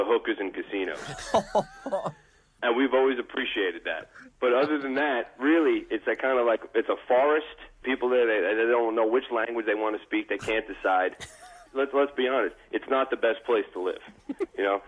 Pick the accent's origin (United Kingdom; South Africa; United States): United States; New Jersey; people from New Jersey our whole lives